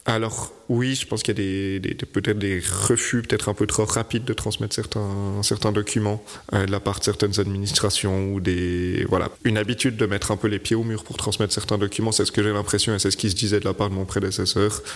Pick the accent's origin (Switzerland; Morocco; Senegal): Switzerland; Vaud; moved away as an adult; now in Troistorrents, Switzerland; moi je suis vaudois d'origine